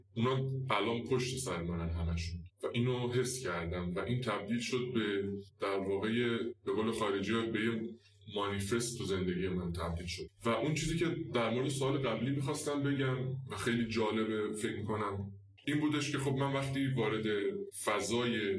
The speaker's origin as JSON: {"language": "Persian", "town": "Salmas", "region": "West Azerbaijan", "country": "Iran", "tie": "born or raised there", "accent": "Turkish (Azerbaijani)", "moved": "yes", "said": "من بچه سلماسم"}